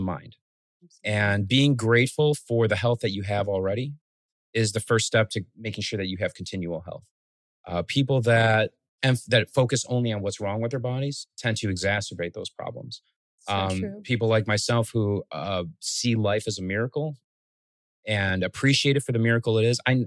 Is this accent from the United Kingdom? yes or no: no; Chicago, Illinois, United States; also born or lived in Guatemala / Los Angeles; I love being from Chicago. Being a first generation American, growing up in a very immigrant rich city like Chicago